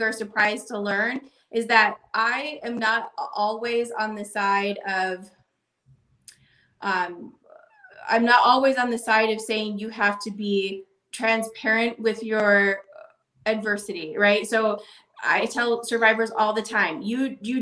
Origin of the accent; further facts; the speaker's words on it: Boulder City, Nevada, United States; the community I grew up in Boulder City